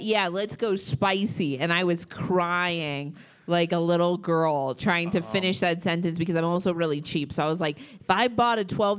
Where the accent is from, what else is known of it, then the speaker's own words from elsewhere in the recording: Los Angeles, California, United States; I'm from Los Angeles.